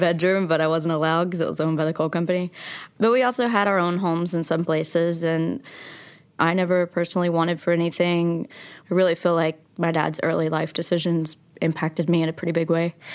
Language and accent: English; Logan, West Virginia, United States; also born or lived in Abingdon, Virginia; I was born in Abingdon, Virginia, and I grew up in Logan, West Virginia, And we moved twelve times before I was in sixth grade between those two towns.